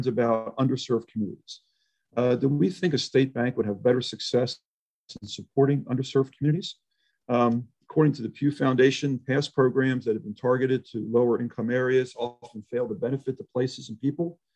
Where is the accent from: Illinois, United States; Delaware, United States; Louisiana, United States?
Illinois, United States; Chicago; I'm from Chicago and Illinois, where political interference and corruption is relatively rampant